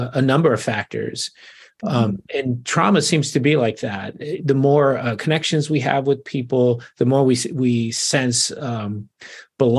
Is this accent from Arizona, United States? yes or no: yes; Arizona, United States; moved away as an adult; now in Portland, United States; I'm originally from Arizona, moved here about 10 years ago